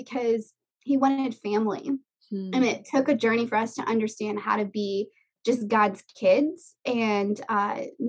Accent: Miami, Florida, United States; moved away as an adult; also born or lived in Orange County, California; now in California, United States; when I was 21, I moved from South Florida out of the house I was born and raised in.

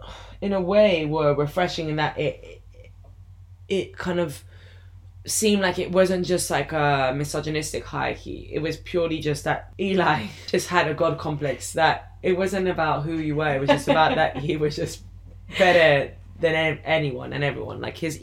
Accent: Iran; as soon as I said I was from Iran

